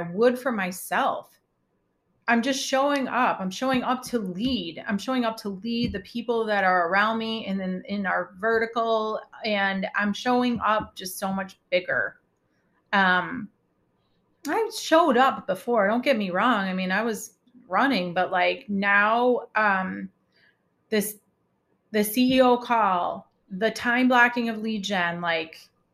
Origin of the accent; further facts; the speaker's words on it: Chicago, Illinois, United States; I'm from Chicago